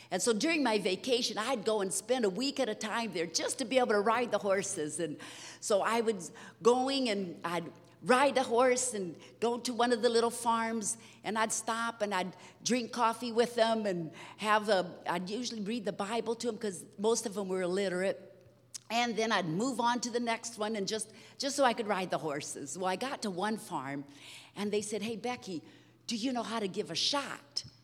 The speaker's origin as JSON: {"language": "English", "country": "Brazil", "tie": "born or raised there", "said": "so, anyhow, we were raised in Brazil."}